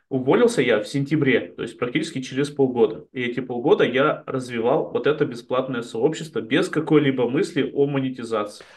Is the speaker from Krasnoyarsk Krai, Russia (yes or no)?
no; Chelyabinsk, Chelyabinsk Oblast, Russia; moved away as an adult; also born or lived in Israel; now in Spain; я, я из Челябинска приехал